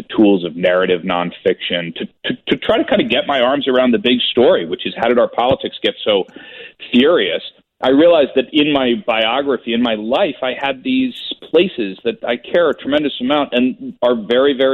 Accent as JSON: {"language": "English", "country": "United States", "also_born_or_lived": "China / Iraq / Egypt", "said": "how you are as an American when you're talking about your own place"}